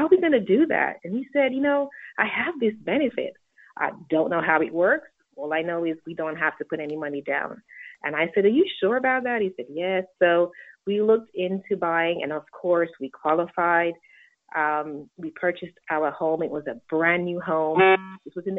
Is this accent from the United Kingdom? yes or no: yes; England, United Kingdom; also born or lived in Jamaica; Well, I was born in Jamaica, raised in England, and I have an undergraduate degree in communications.